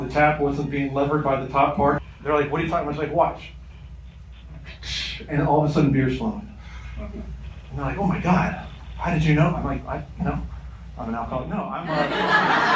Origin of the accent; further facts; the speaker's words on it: Kentucky, United States; I'm from Kentucky